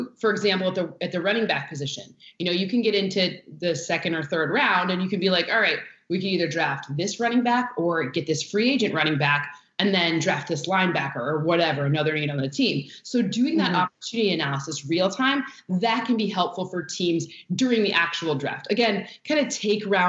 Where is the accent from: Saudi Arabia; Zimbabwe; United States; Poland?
United States; Michigan; I'm from Michigan.